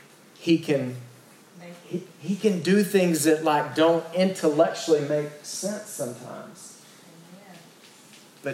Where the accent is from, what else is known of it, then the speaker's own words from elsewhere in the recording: East Texas, United States; I'm from East Texas